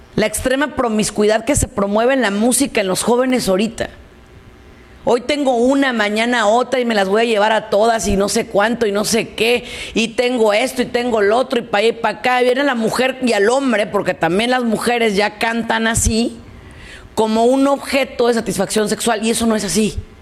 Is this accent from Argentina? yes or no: no; Mexico; yo soy mexicana